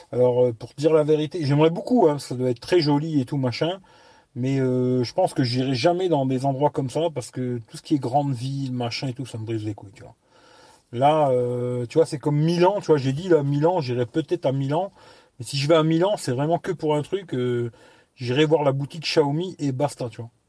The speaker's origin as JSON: {"language": "French", "town": "Lyon", "region": "Auvergne-Rhône-Alpes", "country": "France", "tie": "born there", "said": "Pourtant, je suis né à Lyon. Maintenant, je suis dans un village tranquille, pas de bouchons."}